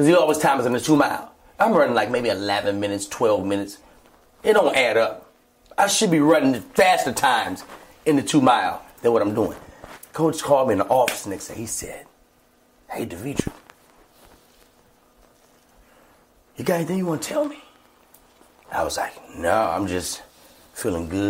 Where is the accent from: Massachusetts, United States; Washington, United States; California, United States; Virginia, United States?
Virginia, United States; Alexandria; Alexandria, my hometown